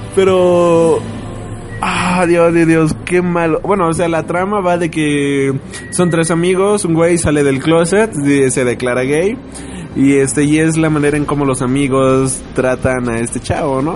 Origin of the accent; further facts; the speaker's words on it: Mexico; como mexicano